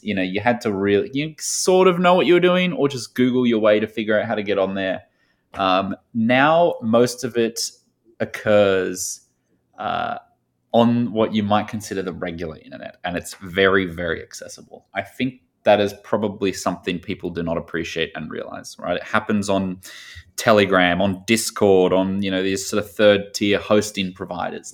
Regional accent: Australia; moved away as an adult; also born or lived in Sydney / Chicago; now in New York, United States; I grew up, uh, a little bit south of the U S and, and to the right in a small town in Australia

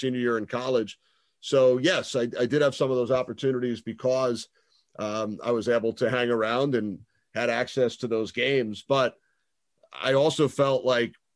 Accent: Long Island, New York, United States; also born or lived in Manhattan, New York; When I was growing up on Long Island, I was a huge hockey fan

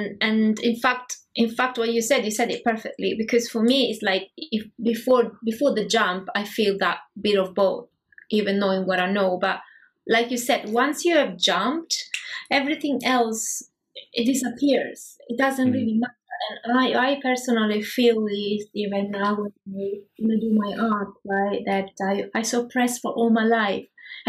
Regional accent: Prague, Czechia; I'm from Prague.

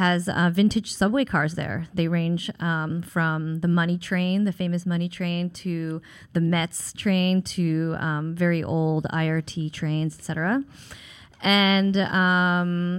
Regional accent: Setauket, New York, United States; also born or lived in Crown Heights, Brooklyn; now in New York City, United States; where I originally came from is Setauket, Long Island, a suburb in Suffolk County

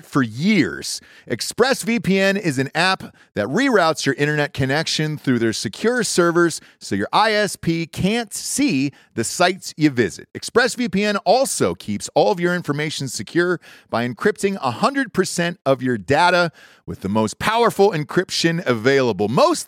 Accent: Atlanta, Georgia, United States; And I grew up in Atlanta, Georgia, most of my life. We moved there when I was, I think, 3 or 4 years old.

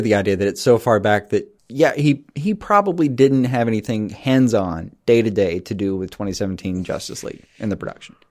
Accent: the South, United States; we grew up in the South

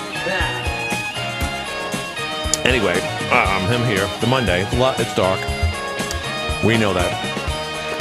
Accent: New York City, New York, United States; born and raised in Queens. In fact, born in Jamaica Hospital

